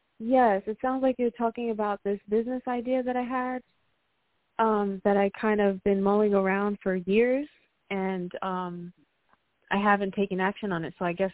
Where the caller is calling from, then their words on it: Puerto Rico; I'm calling from Puerto Rico.